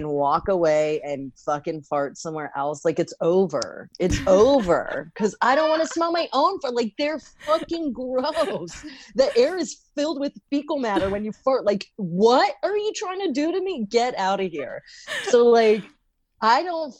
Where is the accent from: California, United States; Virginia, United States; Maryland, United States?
Virginia, United States; Great Falls; I grew up in Fairfax County, Virginia in Great Falls